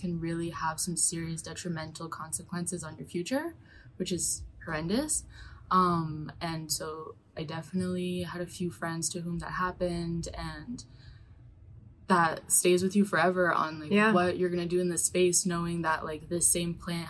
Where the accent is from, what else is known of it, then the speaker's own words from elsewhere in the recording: New York, United States; growing up in New York